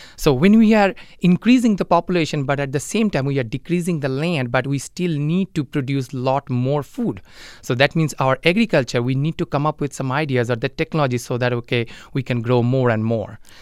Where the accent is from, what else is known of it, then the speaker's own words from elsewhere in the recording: India; moved away as an adult; now in Mankato, United States; I am originally from India and I'm originally from a, a small village back in India.